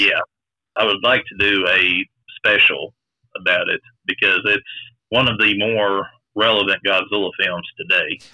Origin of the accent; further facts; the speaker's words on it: Kentucky, United States; I am a Kentucky boy